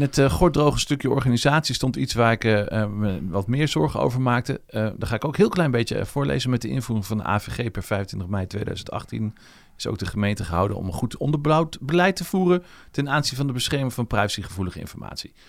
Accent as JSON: {"language": "Dutch", "country": "Netherlands", "moved": "yes", "lives_now": "Leiden, Netherlands", "said": "ik kom uit Zutphen, Zwolle en toen ben ik hier blijven plakken"}